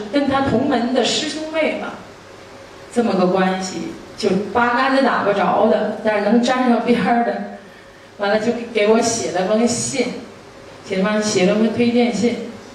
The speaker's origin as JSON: {"language": "Chinese", "region": "Northeast China", "country": "China", "said": "我自己出生在一个普通的家庭，我东北人，大家都知道我是杭人，东北的闺女"}